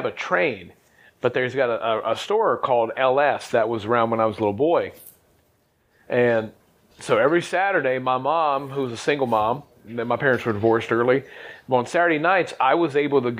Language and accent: English; Nelsonville, Ohio, United States; So in my hometown of Nelsonville, Ohio